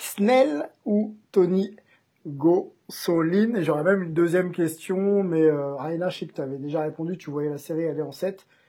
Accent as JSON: {"language": "French", "country": "France", "said": "chez nous en France"}